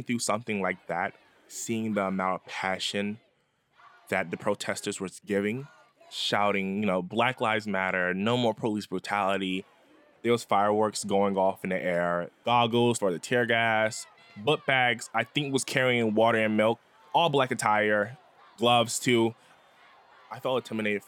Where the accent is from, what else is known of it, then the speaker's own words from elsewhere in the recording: the South, United States; moved away; I'm originally from the South